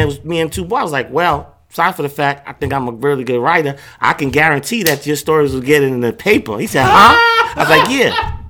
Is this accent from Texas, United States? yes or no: no; New York, United States; I'm from Queens.